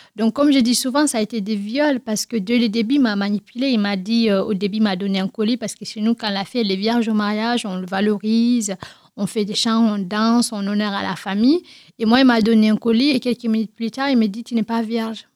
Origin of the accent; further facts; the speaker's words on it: Guinea; French is a second language; now in France; je suis née en Guinée-Conakry, y euh, dans une grande famille